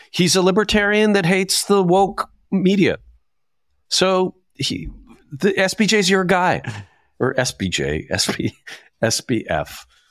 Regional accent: Saskatchewan, Canada; I'm from Saskatchewan

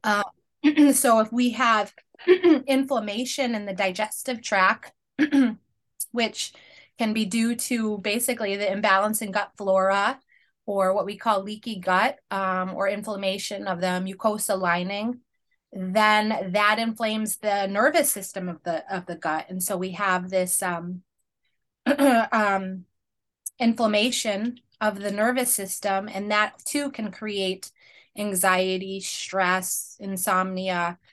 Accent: Penobscot Nation, Northeast, United States; I am Penobscot of the Penobscot Nation, which is, uh, First Peoples here of the Northeast

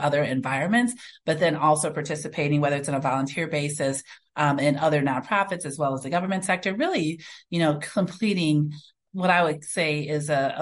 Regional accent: Racine, Wisconsin, United States; also born or lived in Chicago, Illinois; raised in Racine, Wisconsin

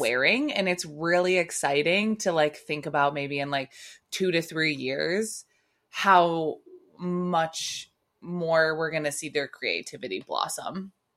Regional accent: United States

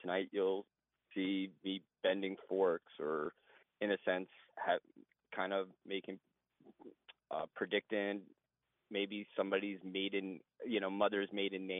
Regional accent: Oceanside, New York, United States; I grew up in Oceanside, Long Island

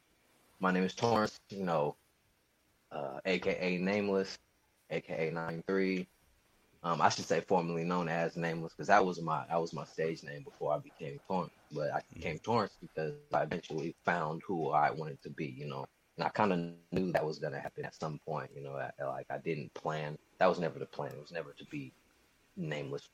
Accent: Sacramento, California, United States; also born or lived in Hayward, California; I'm a kid from Sacramento, California

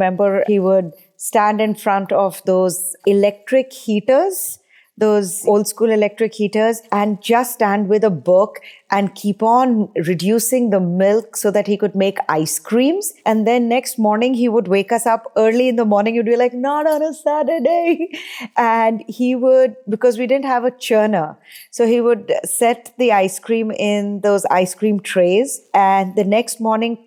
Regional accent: India; moved away; I grew up in India

